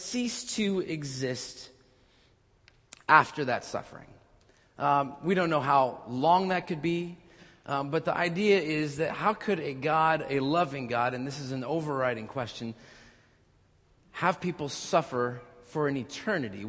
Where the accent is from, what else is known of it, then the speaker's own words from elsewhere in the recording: Orange, California, United States; the Orange Circle, my hometown over there